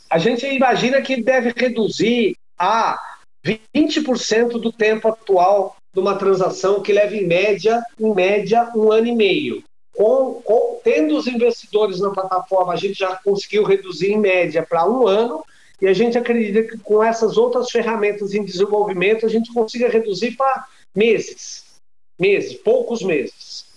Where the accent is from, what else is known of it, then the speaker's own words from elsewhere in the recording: Brazil; como brasileiro